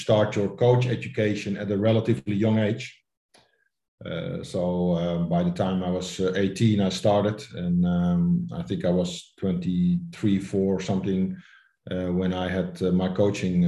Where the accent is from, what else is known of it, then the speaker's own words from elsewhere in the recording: Amsterdam, North Holland, Netherlands; I'm born and raised in Amsterdam, so then you grow up with Ajax and Johan Cruyff.